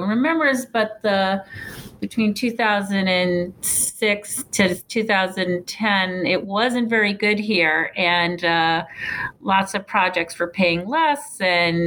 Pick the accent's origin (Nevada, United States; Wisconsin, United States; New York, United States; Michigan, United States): New York, United States; New York City; also born or lived in Westchester County, New York; now in Cleveland, United States; I grew up in New York City, and in New York, it also in outside in Westchester